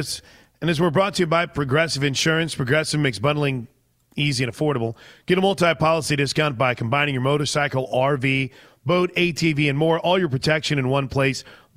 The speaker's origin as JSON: {"language": "English", "region": "Illinois", "country": "United States", "tie": "born or raised there", "said": "I know, because I grew up in just outside of St. Louis."}